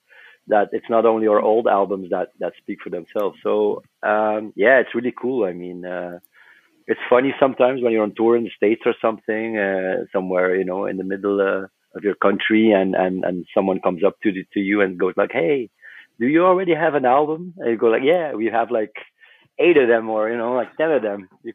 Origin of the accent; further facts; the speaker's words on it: Flanders, Belgium; Yeah, we were all born and raised in West Flanders, and that's a small part of Belgium.